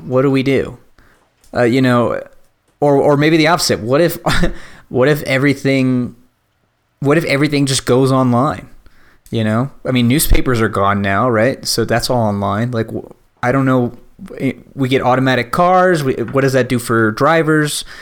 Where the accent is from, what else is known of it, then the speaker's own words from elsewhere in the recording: Virginia, United States; I grew up in Virginia